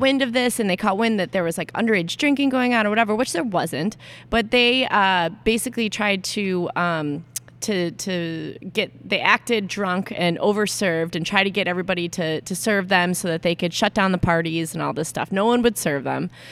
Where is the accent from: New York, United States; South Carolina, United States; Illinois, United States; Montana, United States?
Illinois, United States; Aurora; back in Chicago, my hometown